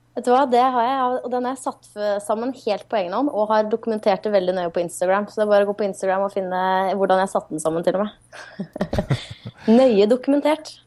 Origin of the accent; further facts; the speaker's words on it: Norway; som nordmann